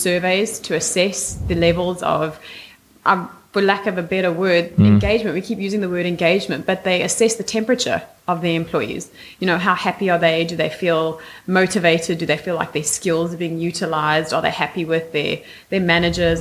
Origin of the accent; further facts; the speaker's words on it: South Africa; I was born and raised in South Africa